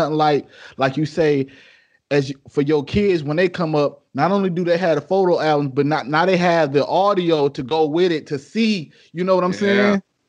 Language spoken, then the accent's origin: English; Detroit, Michigan, United States; Especially growing up in Detroit where, you know what I'm saying? We know where we grew up where, you know, we see the good, but then we see what's on the other side too.